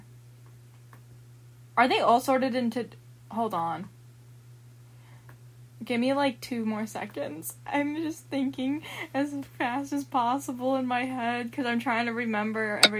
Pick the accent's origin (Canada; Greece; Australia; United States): United States; I'm American